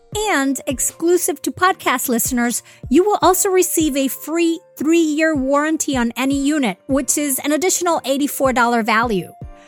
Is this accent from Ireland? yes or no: no; Venezuela; now in New York, United States; Because I'm originally from Venezuela